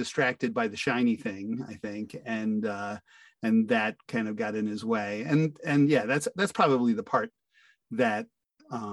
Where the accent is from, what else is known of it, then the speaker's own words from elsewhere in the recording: Fairport, New York, United States; I'm from Fairport, New York, USA